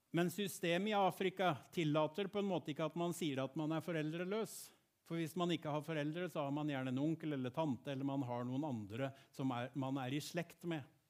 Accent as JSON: {"language": "Norwegian", "town": "Gjerpen", "region": "Vestfold og Telemark", "country": "Norway", "tie": "born or raised there", "said": "Jeg vokste opp i Bertel misjonskirke i Gjerpen."}